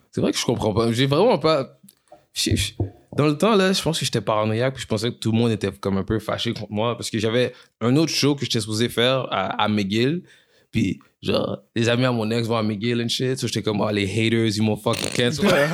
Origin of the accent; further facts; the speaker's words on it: Quebec, Canada; first language French; je suis, Québécois, mais je suis né ici